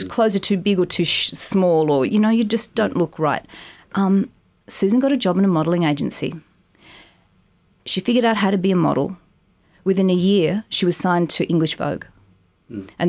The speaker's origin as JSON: {"language": "English", "town": "Haberfield", "region": "New South Wales", "country": "Australia", "tie": "born or raised there", "said": "In Haberfield. Um, we lived in, well, basically, I was um, in my parents' room till I was like five because in a cot."}